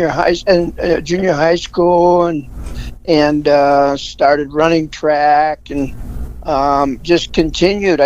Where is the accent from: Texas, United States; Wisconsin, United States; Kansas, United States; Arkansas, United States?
Wisconsin, United States; now in Salt Lake City, United States; I grew up in Wisconsin. I was born and raised in Wisconsin.